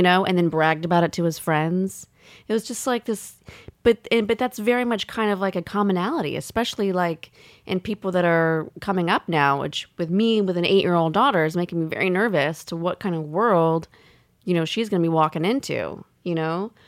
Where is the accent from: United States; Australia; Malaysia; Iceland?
United States; the South; I grew up in the South